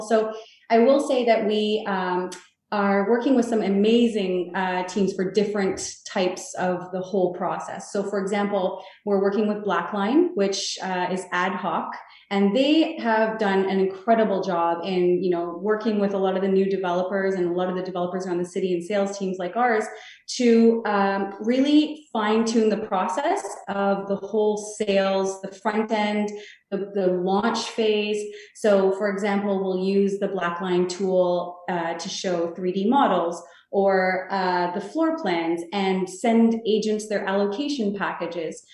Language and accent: English; Toronto, Ontario, Canada; I, grew up in Toronto, I was born in Toronto